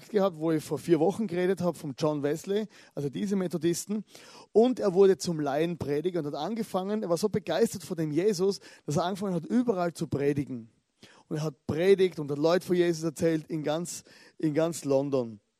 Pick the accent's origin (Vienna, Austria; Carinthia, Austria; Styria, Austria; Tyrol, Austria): Styria, Austria; born there; ich bin geboren in der Südsteiermark in Österreich, also die Südsteier, dort wo ich geboren bin. Oder das ist ein kleines Dorf, 500 Einwohner.